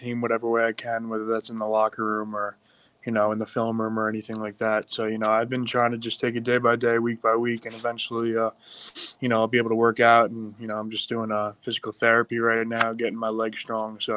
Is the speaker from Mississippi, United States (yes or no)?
no; Long Island, New York, United States; now in Pittsburgh, United States; I'm not from Pittsburgh, you know, I'm from Long Island